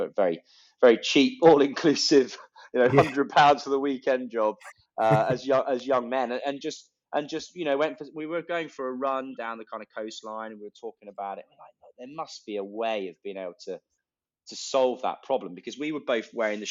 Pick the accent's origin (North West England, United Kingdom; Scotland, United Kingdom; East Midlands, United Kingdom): East Midlands, United Kingdom; Leicestershire; I'm from Leicestershire, and it was the centre of hosiery